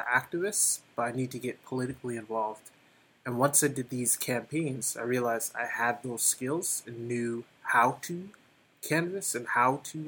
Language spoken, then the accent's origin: English; New Haven, Connecticut, United States; also born or lived in Hamden, Connecticut; I grew up in, I was born at St. Raphael's Hospital, and we grew up in East Rock.